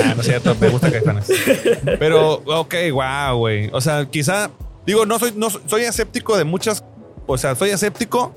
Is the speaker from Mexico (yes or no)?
yes; Tijuana, Baja California, Mexico; Yo soy de Tijuana, aquí nací y aquí me pienso morir